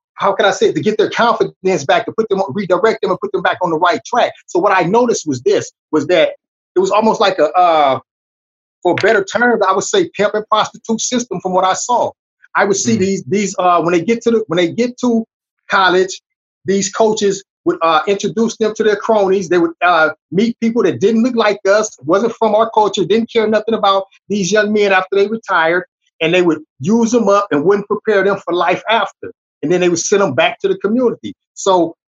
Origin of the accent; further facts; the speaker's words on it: Long Beach, California, United States; I come from Long Beach Poly High, Sports Illustrated School of the Century.